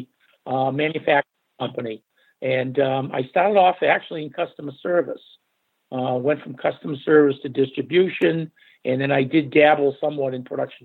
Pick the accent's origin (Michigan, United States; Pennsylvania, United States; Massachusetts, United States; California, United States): Massachusetts, United States; Arlington; also born or lived in Norwood; I actually was born and raised in Arlington and relocated to Norwood when I was about 13